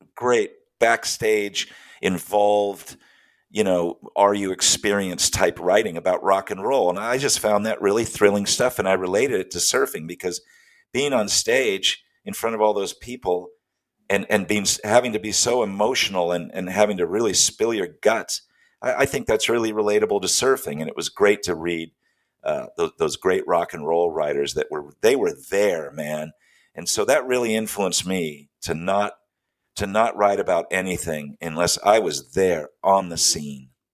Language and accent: English; Steinbeck country, California, United States; I spend a lot of my time growing up in the Steinbeck country